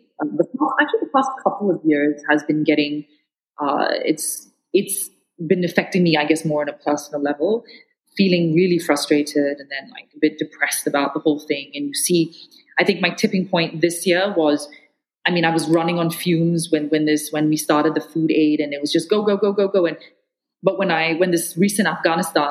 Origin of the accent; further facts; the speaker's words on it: Malaysia; as a Malaysian